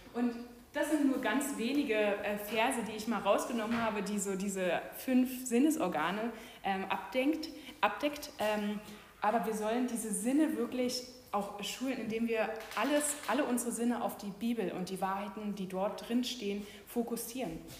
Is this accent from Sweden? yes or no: no; Germany; Wir Deutschen